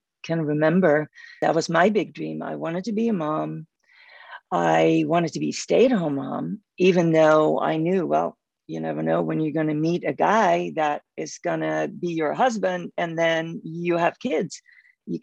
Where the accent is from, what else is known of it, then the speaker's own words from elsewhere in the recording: Netherlands; moved away as an adult; I grew up in Holland and lived there until I was 26.